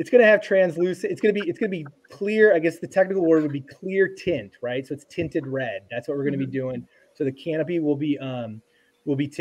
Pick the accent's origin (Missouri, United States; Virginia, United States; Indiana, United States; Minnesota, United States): Minnesota, United States; I'm from Minnesota.